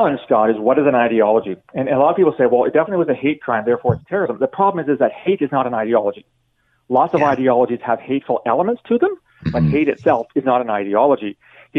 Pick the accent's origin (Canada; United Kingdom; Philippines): Canada; London, Ontario; I'm from London